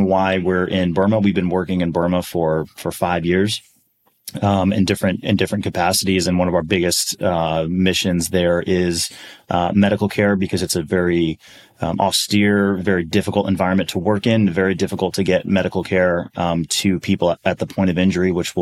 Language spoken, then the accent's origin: English; Milwaukee, Wisconsin, United States; grew up in Milwaukee, Wisconsin